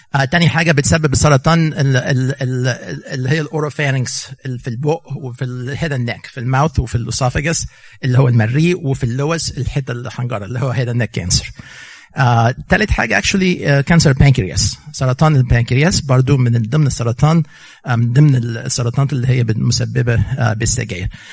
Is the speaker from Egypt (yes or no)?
yes; Egypt; now in United States; احنا جايين من مصر